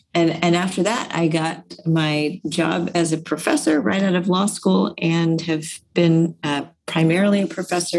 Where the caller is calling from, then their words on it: Hartford, Connecticut, United States; So right now I'm beaming in from Hartford, Connecticut.